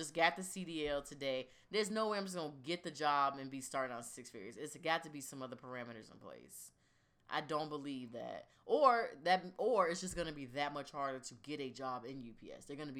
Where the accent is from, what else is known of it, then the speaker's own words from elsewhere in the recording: Virginia Beach, Virginia, United States; we're from Virginia Beach